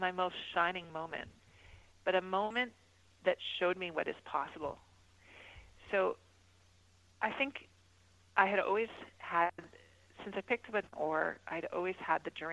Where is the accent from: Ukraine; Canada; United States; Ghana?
Canada; Mississauga, Ontario; my hometown of Mississauga